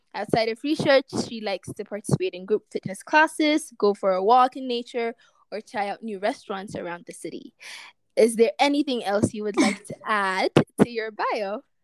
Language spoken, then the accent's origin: English; Ethiopia; moved away as an adult; growing up in Ethiopia